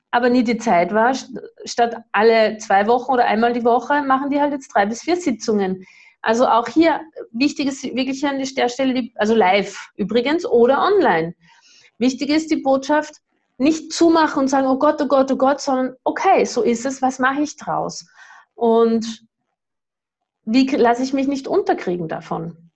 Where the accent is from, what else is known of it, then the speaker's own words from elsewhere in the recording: Austria; ich weiß nicht, was ist das für ein Bundesland, ich bin ja Österreicherin.